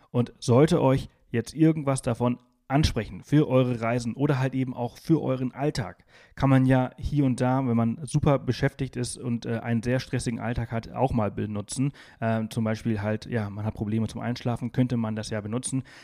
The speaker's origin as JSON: {"language": "German", "region": "Balearic Islands", "country": "Spain", "said": "Ich, ich komme aus Mallorca, deswegen sind das meine ehemaligen Nachbarn."}